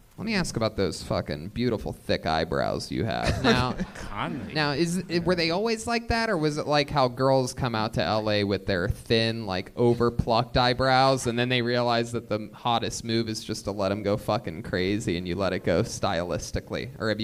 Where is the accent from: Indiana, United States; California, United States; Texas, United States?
California, United States; Encino; I'm from Encino.